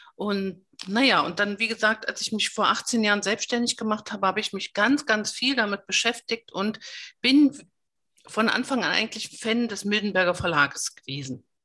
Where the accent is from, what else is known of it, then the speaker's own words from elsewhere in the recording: GDR, East Germany, Germany; ich bin in der DDR groß geworden